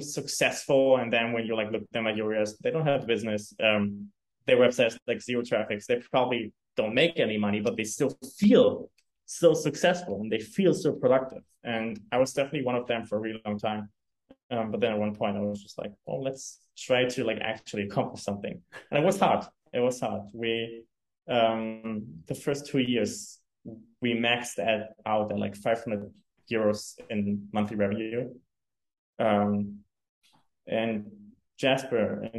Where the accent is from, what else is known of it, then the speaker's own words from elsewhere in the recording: Germany; English is a second language; also born or lived in New York; now in Hamburg, Germany; I come from a very rural town in Germany